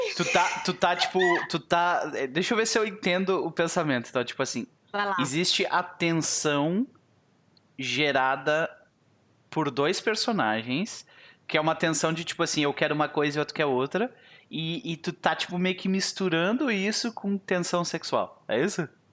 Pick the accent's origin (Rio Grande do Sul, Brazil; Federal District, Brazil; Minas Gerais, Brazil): Rio Grande do Sul, Brazil; eu sou gaúcho